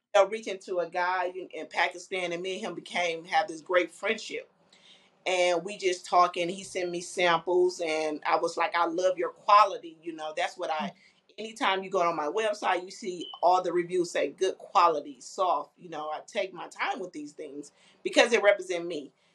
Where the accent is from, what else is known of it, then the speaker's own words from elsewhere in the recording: Flint, Michigan, United States; moved away as an adult; now in Indianapolis, United States; I'm originally from Flint, Michigan